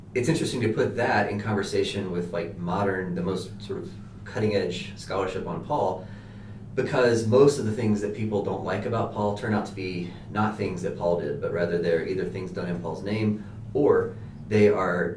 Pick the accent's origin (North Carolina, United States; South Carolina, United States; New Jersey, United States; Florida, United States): North Carolina, United States; Walnut Cove; moved away as an adult; also born or lived in Colorado; now in Denver, United States; I am from North Carolina, a very, very small town in North Carolina, called Walnut Cove